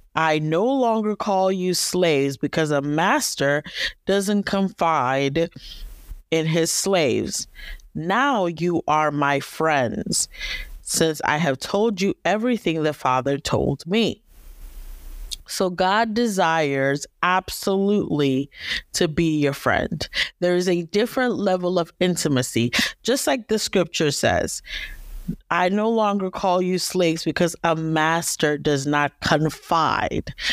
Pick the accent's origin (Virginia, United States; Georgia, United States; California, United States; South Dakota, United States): Virginia, United States; Northern; I am from Northern Virginia, the D M V area